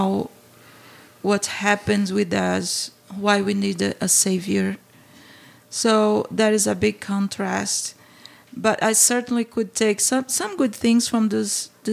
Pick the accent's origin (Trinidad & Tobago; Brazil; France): Brazil; English is a second language; moved away as an adult; now in St. Louis, United States; growing up in Brazil